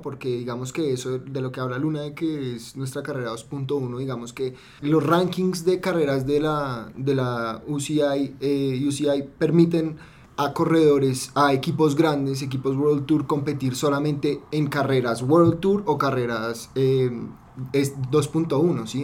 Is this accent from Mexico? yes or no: no; Colombia; Como colombianos